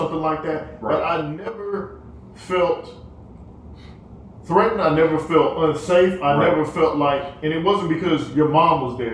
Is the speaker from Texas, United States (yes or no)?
yes; Killeen, Texas, United States; we're from Killeen